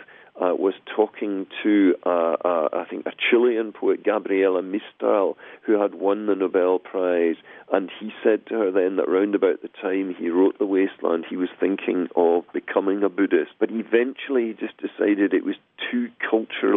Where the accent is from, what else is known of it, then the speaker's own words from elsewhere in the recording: Glasgow, Scotland, United Kingdom; moved away; I come from Glasgow originally in the west of Scotland